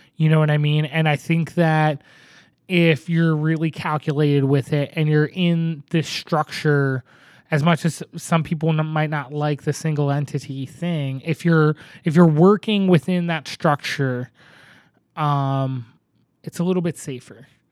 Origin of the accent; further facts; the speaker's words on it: Northeast, United States; now in Portland, United States; I grew up in the Northeast